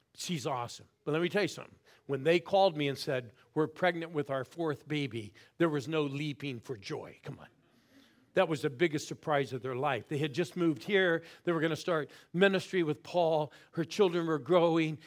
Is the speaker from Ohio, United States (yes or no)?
yes; Newton Falls, Ohio, United States; I was born in Newton Falls, Ohio